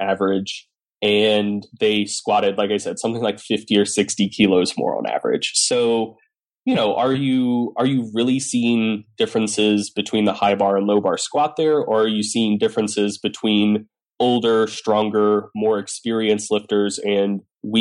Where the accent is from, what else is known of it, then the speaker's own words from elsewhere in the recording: Southeast, United States; I'm a Southerner